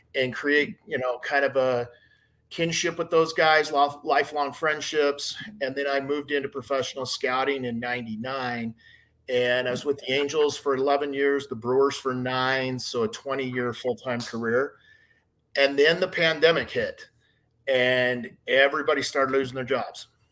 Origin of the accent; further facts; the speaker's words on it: Hurricane, Utah, United States; also born or lived in St. George, Utah; I grew up in Hurricane, Utah, a little small town outside of St. George.